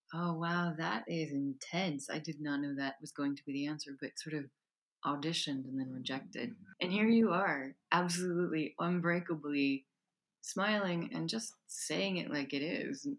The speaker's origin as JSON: {"language": "English", "country": "United States", "tie": "born or raised there", "moved": "yes", "said": "I grew up in the United States"}